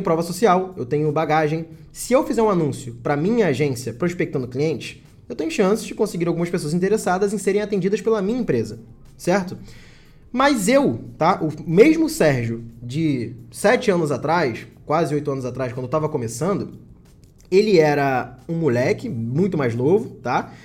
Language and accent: Portuguese; Rio de Janeiro, Brazil; Eu moro no Rio de Janeiro